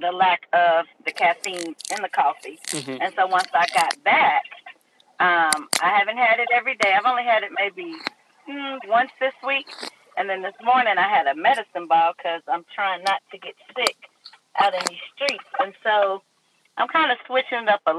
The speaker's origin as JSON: {"language": "English", "town": "Miami", "region": "Florida", "country": "United States", "tie": "born or raised there", "said": "I ran while in high school, growing up in Miami, Florida"}